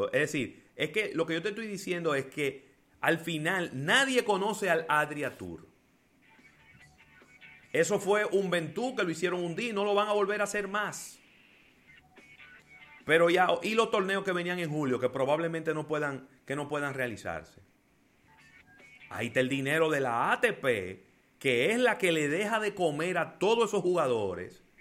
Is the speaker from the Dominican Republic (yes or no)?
yes; Dominican Republic; los héroes son los médicos y también somos los dominicanos